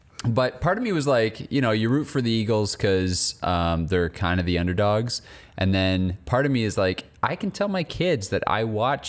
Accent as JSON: {"language": "English", "country": "Canada", "said": "One thing I noticed, like as a Canadian watching, is we will never have a sporting event like the Super Bowl, right?"}